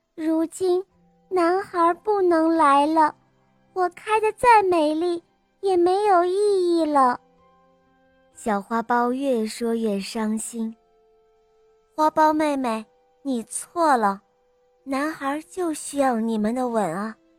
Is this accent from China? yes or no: yes; Beijing, China; 我五岁半了，我来自北京